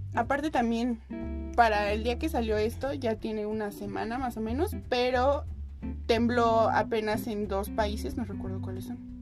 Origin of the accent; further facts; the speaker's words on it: Mexico; nosotros como mexicanos